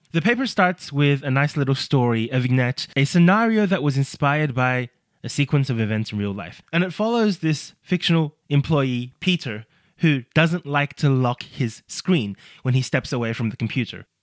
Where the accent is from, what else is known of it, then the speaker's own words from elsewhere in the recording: Australia; my home country of Australia